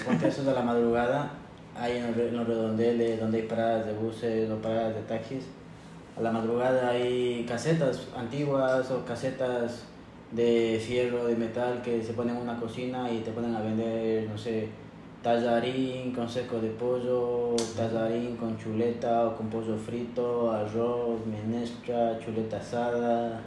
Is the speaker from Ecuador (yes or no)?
yes; Ecuador; born or raised there; also born or lived in Sant Pau, Spain; now in Spain